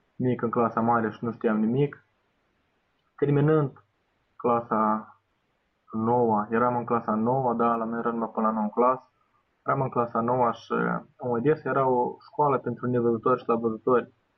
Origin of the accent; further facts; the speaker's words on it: Bender, Transnistria, Moldova; m-am dus la Bender, în orașul meu natal